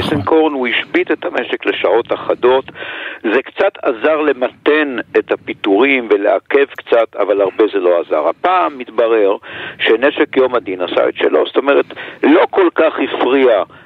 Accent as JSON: {"language": "Hebrew", "town": "Jerusalem", "region": "Jerusalem District", "country": "Israel", "tie": "born or raised there", "said": "כירושלמי, כיליד העיר הזאת"}